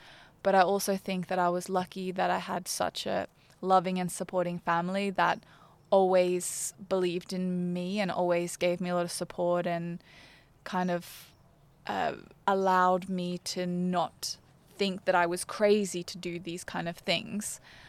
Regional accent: Brisbane, Queensland, Australia; I grew up in Brisbane. I went to a state school in Brisbane.

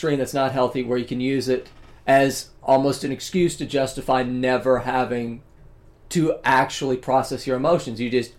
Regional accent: the South, United States; I come from the South

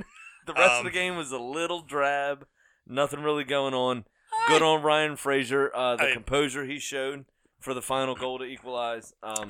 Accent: Ireland; I'm Irish, it's okay.

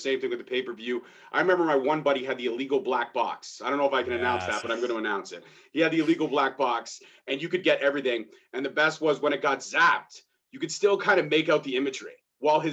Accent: Brampton, Ontario, Canada; I'm from Brampton. Brampton

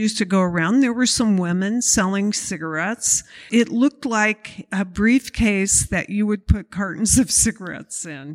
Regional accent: Petaluma, California, United States; also born or lived in Santa Barbara, California; I grew up in Petaluma, chickens

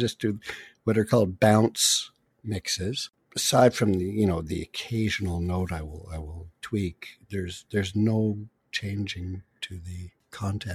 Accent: Quebec, Canada; now in Toronto, Canada; I'm from Quebec.

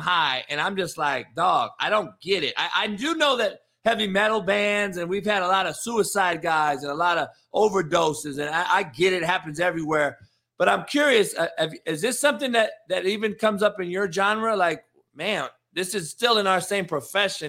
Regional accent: Compton, California, United States; moved away; also born or lived in Midwest / the South; I grew up in Compton, so I'm in the inner city

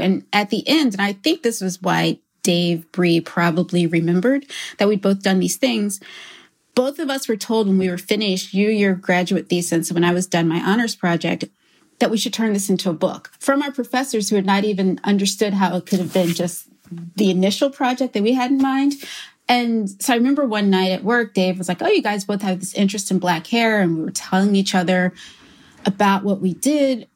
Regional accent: Philadelphia, Pennsylvania, United States; also born or lived in Brooklyn; I am from Philadelphia

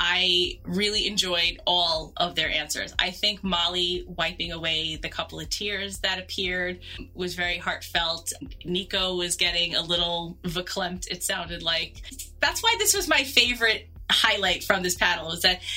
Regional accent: New York City, New York, United States; also born or lived in Long Island; being a New Yorker

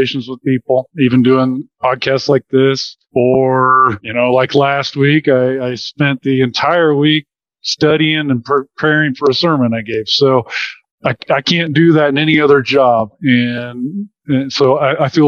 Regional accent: Wichita, Kansas, United States; So I was born and raised in the Wichita, Kansas area. Been there my whole life.

